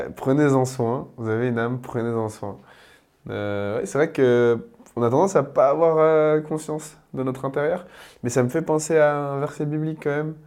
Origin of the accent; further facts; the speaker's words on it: Paris, Île-de-France, France; en tant que Parisien